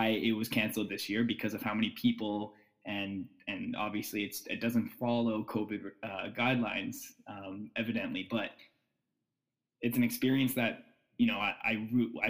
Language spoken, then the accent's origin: English; Ottawa, Ontario, Canada; now in Toronto, Canada; I live in Toronto. I'm from Ottawa.